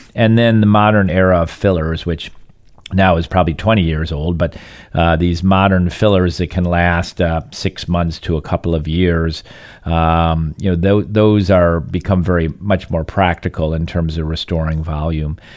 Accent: Michigan, United States; now in Southwest Florida, United States; growing up in Michigan

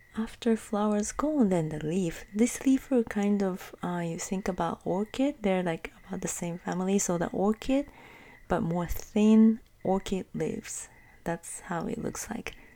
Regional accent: Osaka, Japan; 大阪の中を転々としてた

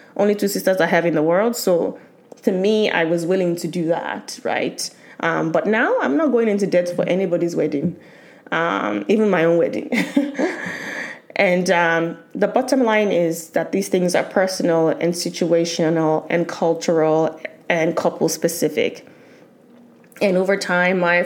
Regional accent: Nigeria; as a Nigerian, I'll still have the traditional wedding

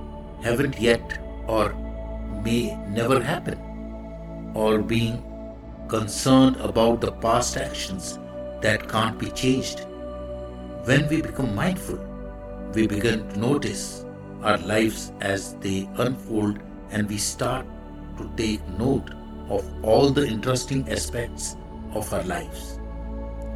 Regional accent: India; I am the Indian monk.

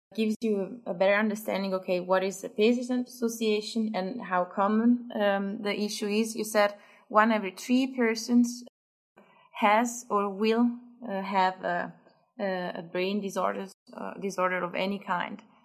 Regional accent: Italy; accent: Italian; English is a second language; Italian as much as my accent

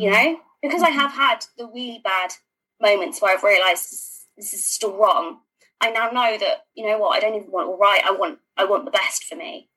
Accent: London, United Kingdom; I'm a Londoner

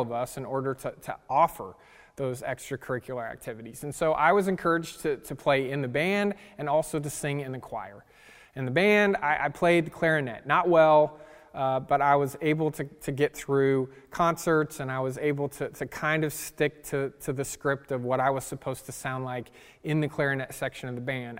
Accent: California, United States; I grew up in California

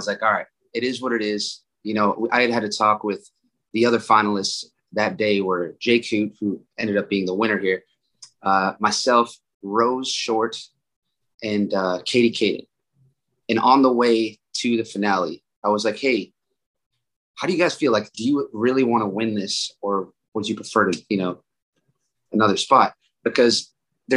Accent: Worcester, Massachusetts, United States; moved away as an adult; now in Austin, United States; I'm from Worcester, Massachusetts. I had just moved to Austin, Texas

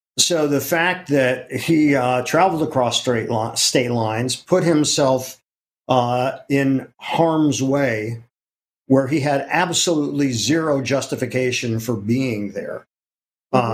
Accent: Ohio, United States; moved away as an adult; now in New York City, United States; I'm from Ohio. But okay. I've lived in New York way, way longer

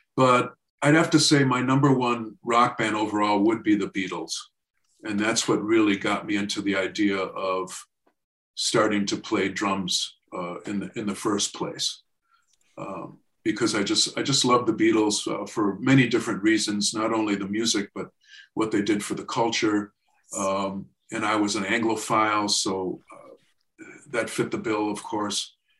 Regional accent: Racine, Wisconsin, United States; I grew up in Racine, Wisconsin.

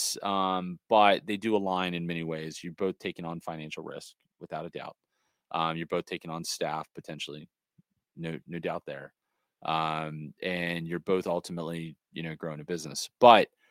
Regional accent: Los Angeles, California, United States; I'm from the Hollywood, you know, area right there where the Dodger Stadium is

